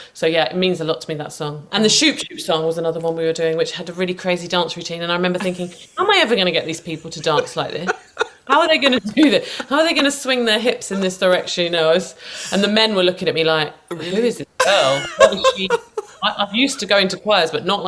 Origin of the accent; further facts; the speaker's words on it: St Neots, East of England, United Kingdom; my hometown. It wasn't in St Neots